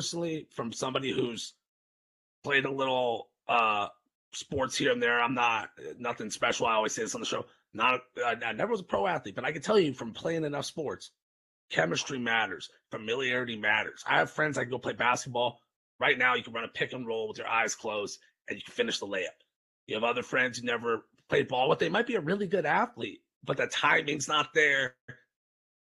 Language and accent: English; California, United States; I've growing up in California